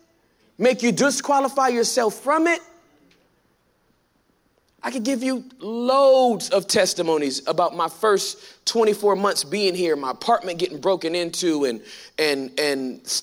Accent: California, United States; moved away as an adult; now in Texas, United States; I'm from California

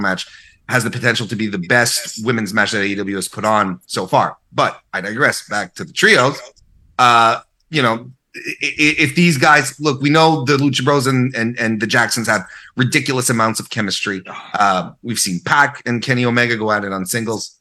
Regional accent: Canada; I'm Canadian.

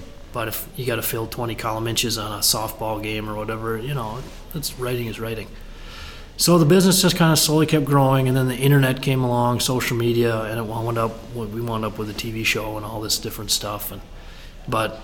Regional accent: Benson, Minnesota, United States; also born or lived in Twin Cities, Minnesota / Rochester, Minnesota; I grew up in Benson, so in the ag country footprint here

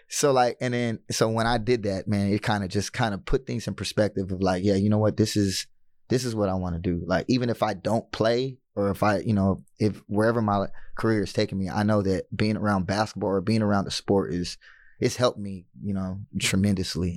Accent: United States; being American

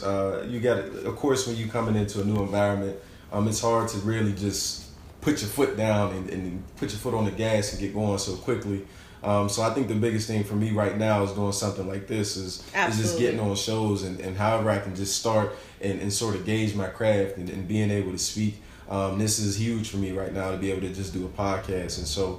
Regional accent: Pittsburgh, Pennsylvania, United States; So I'm from Pittsburgh, as you said. Graduated from Penn State University.

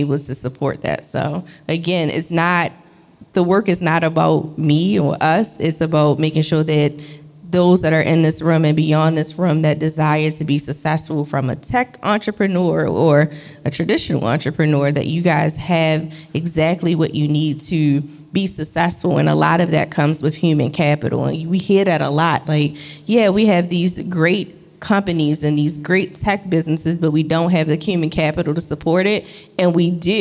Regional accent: Baltimore, Maryland, United States; I'm born and raised in Baltimore, for y'all don't know. I'm from the real West Baltimore.

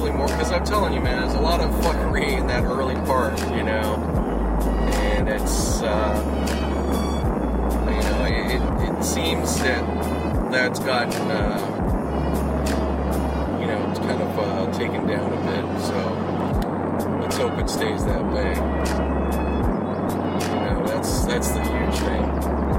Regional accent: Pittsburgh, Pennsylvania, United States; now in Los Angeles, United States; back in my hometown Pittsburgh

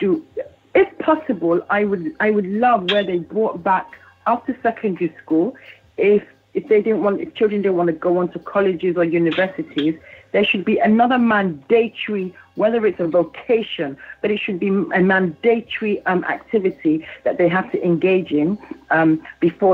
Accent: London, United Kingdom; I grew up in East London

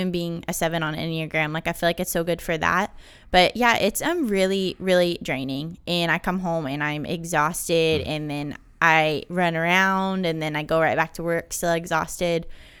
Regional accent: North Carolina, United States; I'm from North Carolina, and kind of just was like, I don't know, I want to do something different.

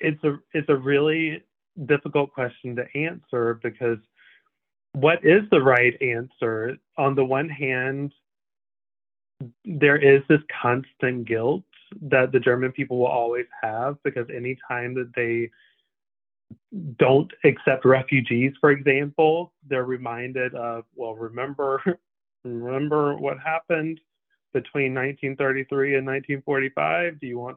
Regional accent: Canada; I'm like, I didn't vote for him. I'm Canadian.

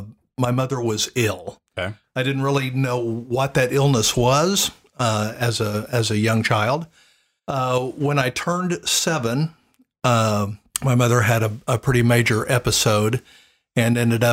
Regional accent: Tulsa, Oklahoma, United States; also born or lived in Broken Arrow; I grew up in Tulsa, Oklahoma, and a suburb of Tulsa called Broken Arrow.

